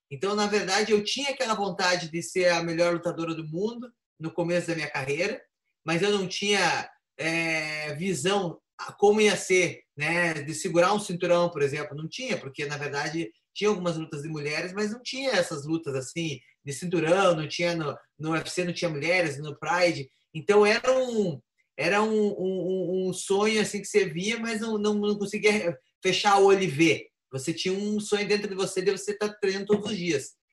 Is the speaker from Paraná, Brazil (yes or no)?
yes; Curitiba, Paraná, Brazil; moved away; E fazer a estreia na cidade onde eu nasci, né? Na arena, que é nessa arena lá principal que tem ali em Curitiba